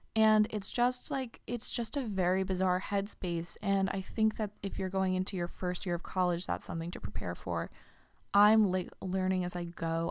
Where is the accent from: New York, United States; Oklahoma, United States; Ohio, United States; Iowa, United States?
New York, United States; moved away as an adult; I'm a New Yorker, becomes a huge part of your identity.